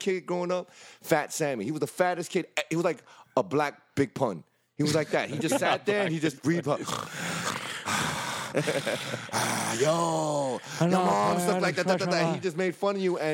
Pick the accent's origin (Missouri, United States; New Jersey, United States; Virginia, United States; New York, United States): New York, United States; New York City; I grew up in the Bronx